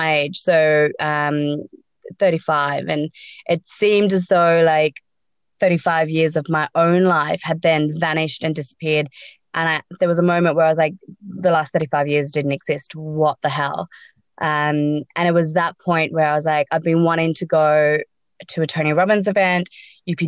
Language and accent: English; Sydney, New South Wales, Australia; also born or lived in South Africa; I was born in South Africa, grown up in Sydney.